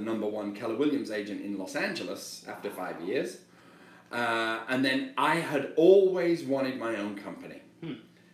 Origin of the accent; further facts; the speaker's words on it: England, United Kingdom; accent: British; moved away as an adult; now in United States; I'm English, you know, I had a very, certainly not a privileged background, I had a very rough upbringing